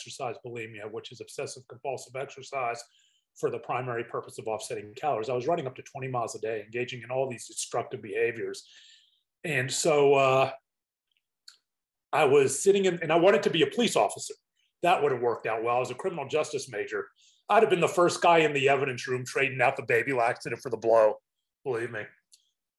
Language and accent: English; Pittsburgh, Pennsylvania, United States; growing up in Pittsburgh